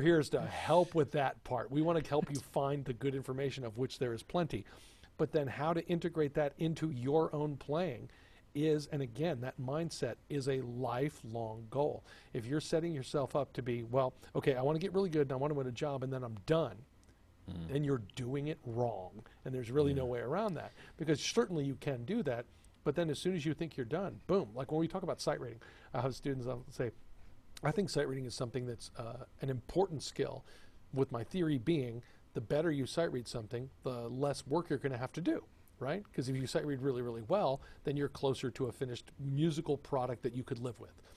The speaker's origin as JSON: {"language": "English", "region": "Texas", "country": "United States", "tie": "born or raised there", "also_born_or_lived": "Rochester, New York", "moved": "yes", "said": "growing up in Texas"}